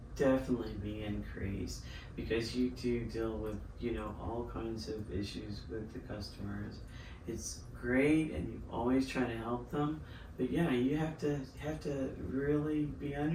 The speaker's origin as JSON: {"language": "English", "town": "San Diego", "region": "California", "country": "United States", "moved": "yes", "said": "California. Okay, what part? San Diego"}